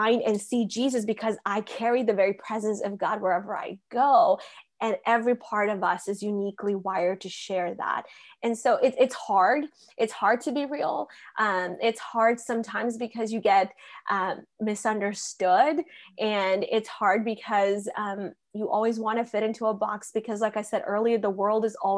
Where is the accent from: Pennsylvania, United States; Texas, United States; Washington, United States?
Texas, United States; Dallas; moved away as an adult; also born or lived in India; now in Oklahoma, United States; I was born in India and raised in Dallas, Texas. I moved to Dallas when I was 7 years old.